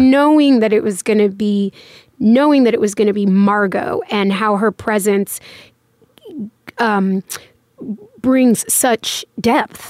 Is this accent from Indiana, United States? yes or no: no; Los Angeles, California, United States; moved away as an adult; now in New York, United States; in the valley, in Woodland Hills, Canoga Park